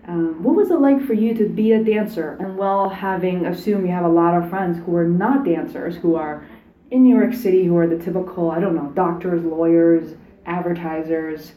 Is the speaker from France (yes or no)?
no; Beijing, China; now in United States; I didn't grow up here. I grew up in Beijing.